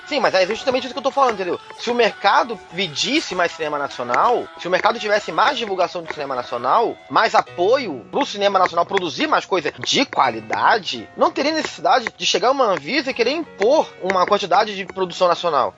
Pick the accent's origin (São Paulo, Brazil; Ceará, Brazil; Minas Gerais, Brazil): São Paulo, Brazil; eu sou de São Paulo.